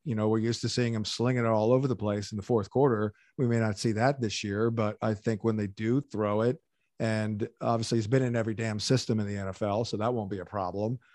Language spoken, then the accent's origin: English; outside Atlantic City, Southern New Jersey, United States; I'm from New Jersey. I grew up in Southern New Jersey, uh, right outside of Atlantic City